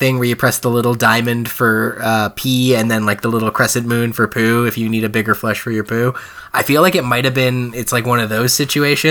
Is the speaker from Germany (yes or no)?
no; Spruce Grove, Alberta, Canada; There's a Taco Time in Spruce Grove where I grew up